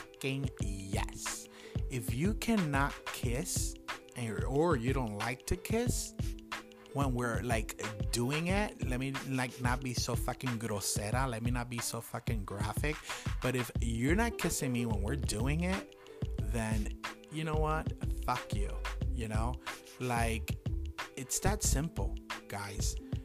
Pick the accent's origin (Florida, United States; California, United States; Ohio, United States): Florida, United States; Miami; I'm from Miami